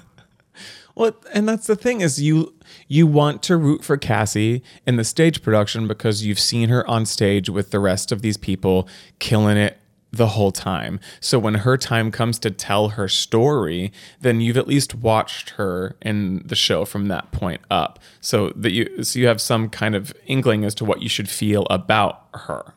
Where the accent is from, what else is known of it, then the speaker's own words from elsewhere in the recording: Texas, United States; I came in being actually from Texas and had this level of authenticity as a Texan